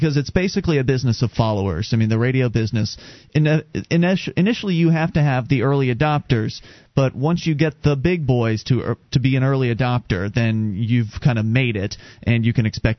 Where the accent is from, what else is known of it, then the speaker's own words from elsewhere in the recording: Sarasota, Florida, United States; moved away; We come from Sarasota, Florida.